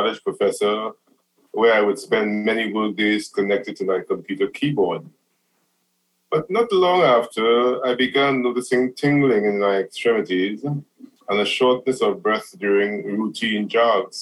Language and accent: English; Trinidad & Tobago; moved away as an adult; now in New Orleans, United States; am originally from Trinidad and Tobago, which is a small country in the Caribbean